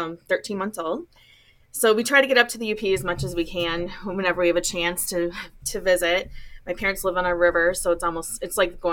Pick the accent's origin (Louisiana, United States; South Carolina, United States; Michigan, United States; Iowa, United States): Michigan, United States; Escanaba; moved away as an adult; also born or lived in Mount Pleasant, Michigan; now in Oxford, Michigan, United States; I grew up in Escanaba, Michigan, which is in the Upper Peninsula of Michigan. And so I'm a youper. That's what we call ourselves when we live above the bridge. Now I'm a troll because I live below the bridge in Oxford.